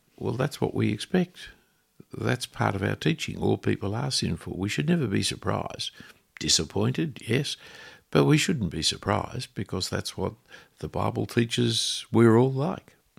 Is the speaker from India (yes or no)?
no; Australia; I am an Australian